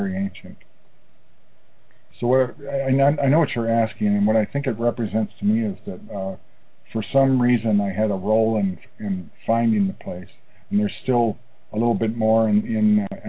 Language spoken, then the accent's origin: English; Chicago, Illinois, United States; now in Tucson, United States; I grew up in Chicago, outside of Chicago